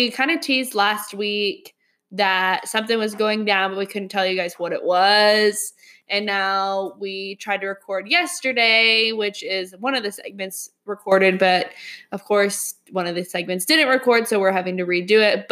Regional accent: Oklahoma City, Oklahoma, United States; We're from Oklahoma City

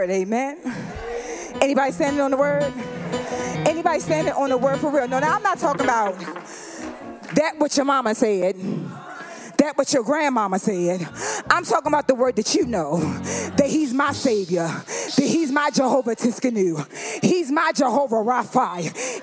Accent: the South, United States; I'm from the South

